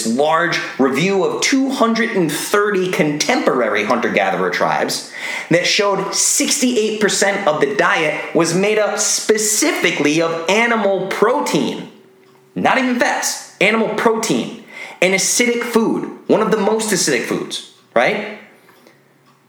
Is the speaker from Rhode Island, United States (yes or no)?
yes; Rhode Island, United States; I grew up in Rhode Island